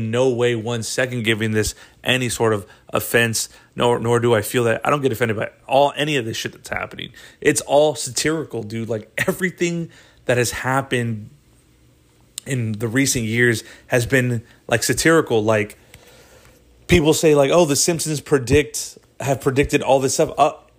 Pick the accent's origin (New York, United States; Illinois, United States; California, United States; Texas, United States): New York, United States; because I grew up in New York and I grew up in an environment where people talked a little different, and I adopted that, you know, that dialect or whatever